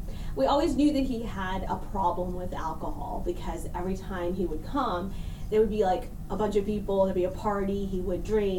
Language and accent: English; Dallas, Texas, United States; moved away as an adult; also born or lived in Kerala, India; now in Oklahoma, United States; But I'm a Texan. That's where I grew up. I went to school there